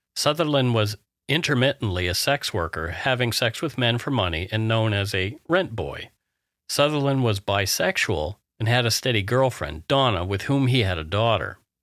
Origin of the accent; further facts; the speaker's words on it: Canada; We are ordinary Canadian schmucks